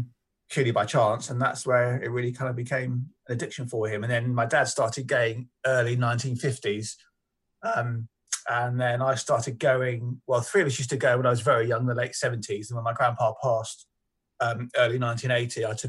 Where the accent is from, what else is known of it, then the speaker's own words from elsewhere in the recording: London, United Kingdom; growing up in North London